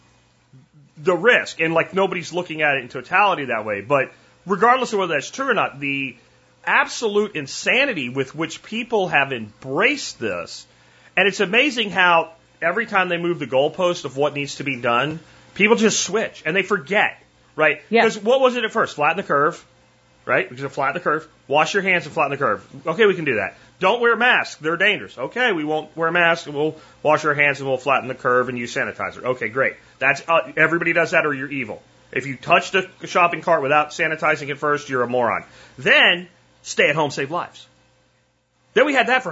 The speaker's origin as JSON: {"language": "English", "region": "Pennsylvania", "country": "United States", "tie": "born or raised there", "moved": "as an adult", "said": "I grew up in Pennsylvania"}